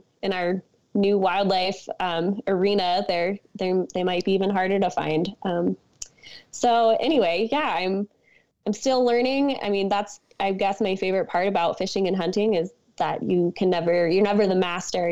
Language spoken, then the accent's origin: English; Missoula, Montana, United States; moved away as an adult; now in Victor, United States; I live in Montana, born and raised in Missoula, but my whole family is from Pennsylvania, Philadelphia, kind of more specifically